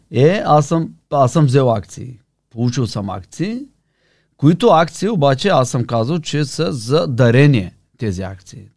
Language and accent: Bulgarian; Varna, Varna Province, Bulgaria; also born or lived in Sofia; от Варна съм